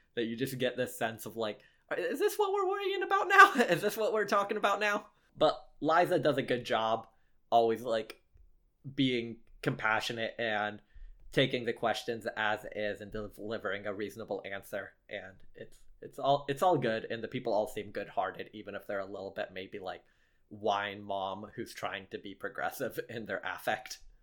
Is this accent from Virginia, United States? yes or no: no; Lexington, Kentucky, United States; I did grow up in Lexington